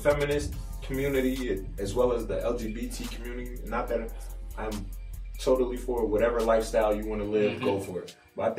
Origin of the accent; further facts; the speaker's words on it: United States; I'm American.